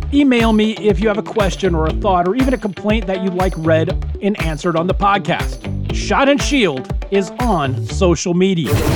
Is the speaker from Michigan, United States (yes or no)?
no; Miami, Florida, United States; when I was growing up in Miami